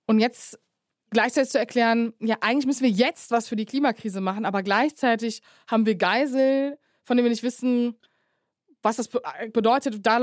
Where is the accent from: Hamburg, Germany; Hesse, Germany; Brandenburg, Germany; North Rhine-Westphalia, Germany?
North Rhine-Westphalia, Germany; Cologne; ich komme ja aus Köln